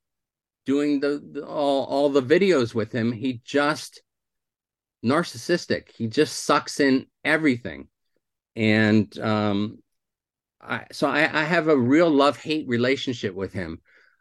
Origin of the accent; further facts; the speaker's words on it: Santa Rosa, California, United States; also born or lived in South Philadelphia, Pennsylvania / Irvine, California; I was born in South Philly, but I grew up in Santa Rosa, California, Northern California